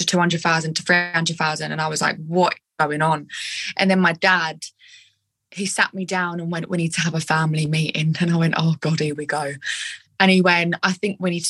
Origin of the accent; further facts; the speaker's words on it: Essex, East of England, United Kingdom; I'm quite screechy because I'm from Essex